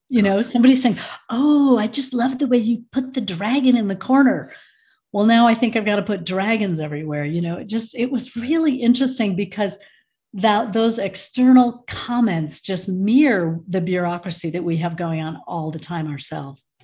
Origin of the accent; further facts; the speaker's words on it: Michigan, United States; now in Boulder, United States; I was born in Michigan